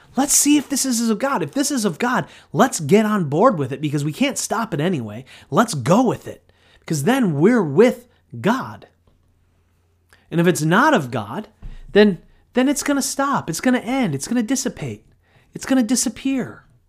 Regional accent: United States; modern American Christians

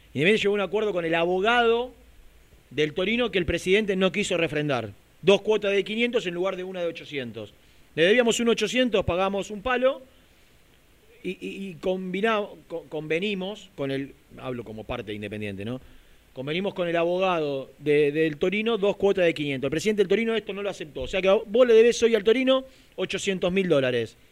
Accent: Lanús, Buenos Aires Province, Argentina; yo soy de Lanús

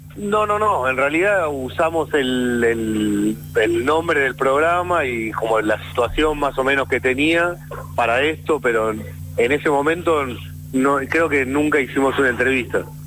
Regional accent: Hurlingham, Buenos Aires Province, Argentina; yo soy de Burlingame

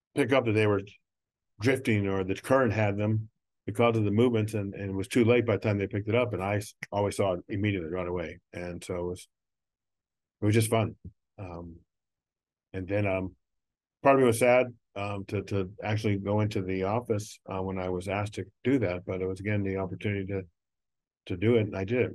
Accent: Neville Island, Pennsylvania, United States; growing up on Neville Island

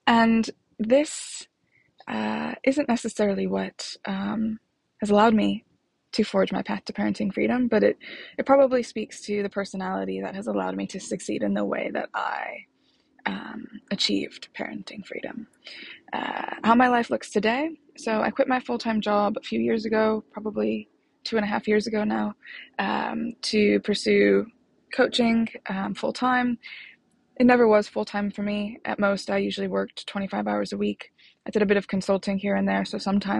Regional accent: Chicago, Illinois, United States; moved away as an adult; now in London, United Kingdom; I was born in Chicago. I live in London.

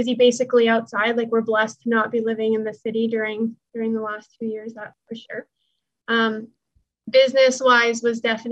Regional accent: Alberta, Canada; now in Ontario, Canada; I live in Ontario, Canada, but I'm from Alberta, which is about 3,600 kilometers away.

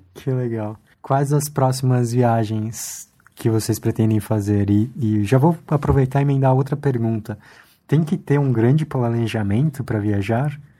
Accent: Chile; now in Brazil; eu sou chileno

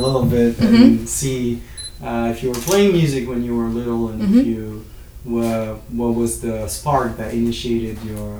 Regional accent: France; now in United States; I grew up in France. And of course, when I came to the US

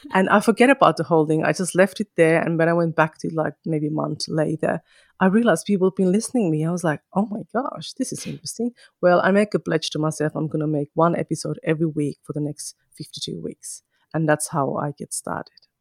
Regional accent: Kajaani, Kainuu, Finland; first language Finnish; English is a second language; moved away as an adult; now in New South Wales, Australia; I am originally from Finland, from a small town called Kajaani, which is towards the north, like the Lapland. I was born and bred there and stayed there until I was about twenty-three.

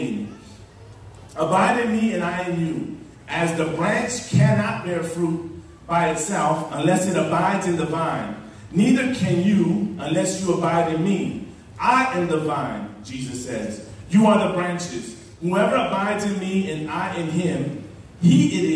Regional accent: Chicago, Illinois, United States; I grew up in Chicago

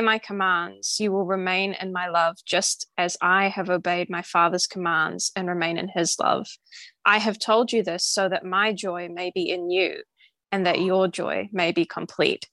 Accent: New Zealand; I'm from New Zealand

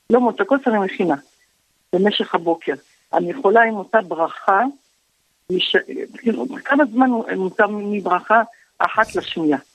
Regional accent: Morocco; born or raised there; now in Israel

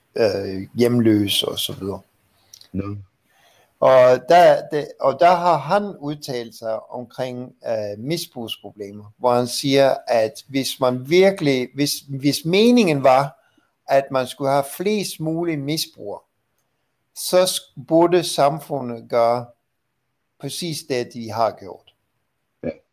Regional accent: Vancouver, British Columbia, Canada; moved away; i Vancouver, Canada, hvor jeg kommer fra

